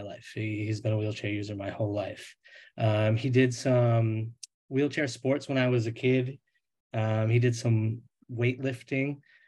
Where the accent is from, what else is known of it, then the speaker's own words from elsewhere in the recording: Rhode Island, United States; now in Tampa Bay area, United States; So I grew up in Rhode Island, but I now live in the Tampa Bay area of Florida